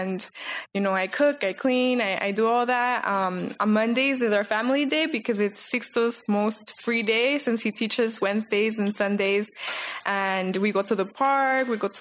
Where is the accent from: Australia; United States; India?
United States; Los Angeles, California; moved away as an adult; now in Guayaquil, Ecuador; I grew up here in Los Angeles, California. My parents are Mexican